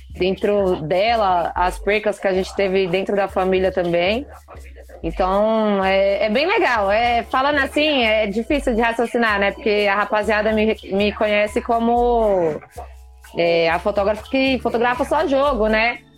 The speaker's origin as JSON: {"language": "Portuguese", "region": "São Paulo", "country": "Brazil", "said": "sou de Taipas"}